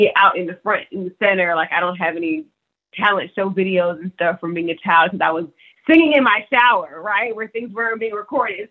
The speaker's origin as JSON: {"language": "English", "town": "Decatur", "region": "Georgia", "country": "United States", "tie": "born or raised there", "also_born_or_lived": "Lithonia, Georgia", "moved": "as an adult", "lives_now": "Los Angeles, United States", "said": "Decatur, Georgia, Lithonia. That was where I was born and raised."}